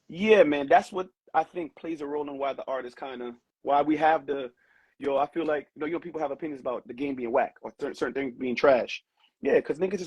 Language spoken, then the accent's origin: English; New York, United States; New Yorkers